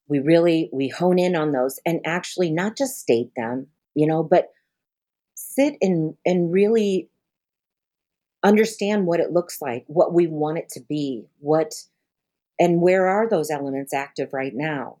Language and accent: English; Denver, Colorado, United States; also born or lived in Pine Ridge Reservation, South Dakota; now in New Haven, Missouri, United States; I was born in Denver